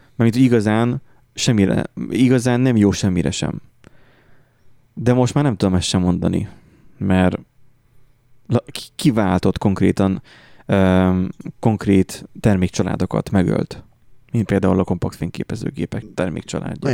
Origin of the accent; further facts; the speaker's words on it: Hungary; magyarok vagyunk